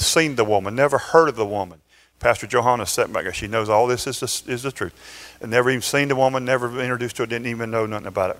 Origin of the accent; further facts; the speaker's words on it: Valdosta, Georgia, United States; born or raised there